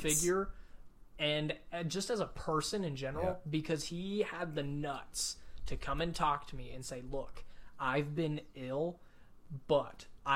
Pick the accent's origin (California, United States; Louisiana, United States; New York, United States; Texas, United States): Texas, United States; West; as males growing up in West Texas